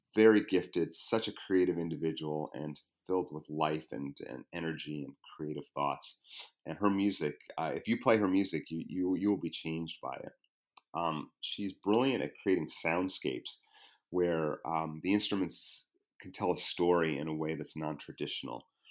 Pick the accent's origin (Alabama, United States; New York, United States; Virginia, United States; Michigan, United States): New York, United States; came back to my home state, New York